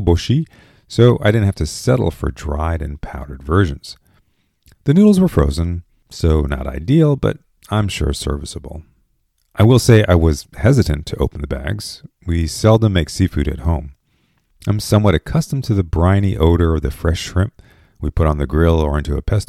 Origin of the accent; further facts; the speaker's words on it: Japan; moved away; growing up in Japan